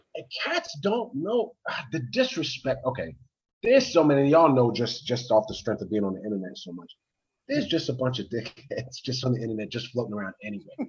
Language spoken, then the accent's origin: English; United States; now in Baltimore, United States; I'm from the DMV